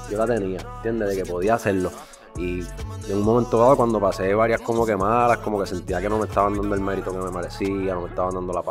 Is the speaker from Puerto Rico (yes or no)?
yes; Río Grande, Puerto Rico; also born or lived in San Juan; Bro, yo soy de Río Grande